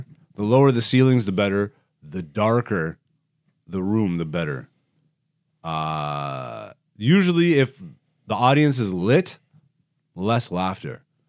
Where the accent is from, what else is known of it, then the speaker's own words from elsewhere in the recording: Canada; being a Canadian comedian, bro, like, I really should have just jumped ship years ago. When I moved to Toronto, I probably should have just moved straight to New York and bit that bullet.